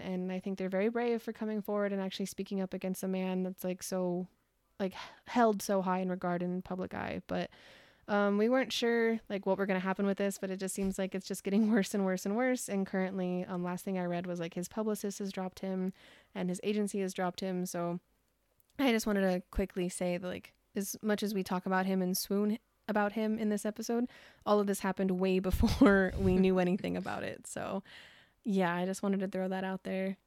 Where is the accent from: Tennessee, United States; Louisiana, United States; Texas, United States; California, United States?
California, United States; we're both from California